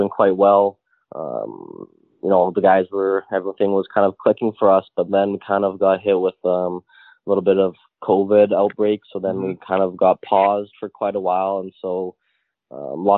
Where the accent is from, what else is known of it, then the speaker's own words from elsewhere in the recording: North Bay, Ontario, Canada; moved away; also born or lived in Toronto / Sweden; I'm obviously from North Bay